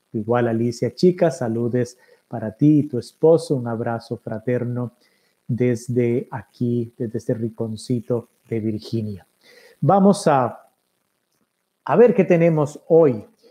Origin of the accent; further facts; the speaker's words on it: Costa Rica; como buen tico